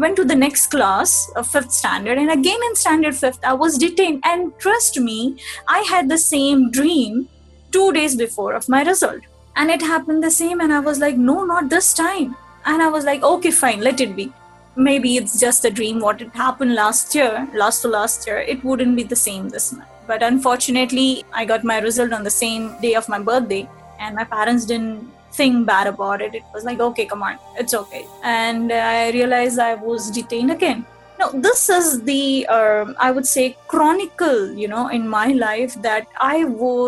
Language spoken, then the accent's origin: English; Mumbai, Maharashtra, India; also born or lived in Chennai; I'm from Mumbai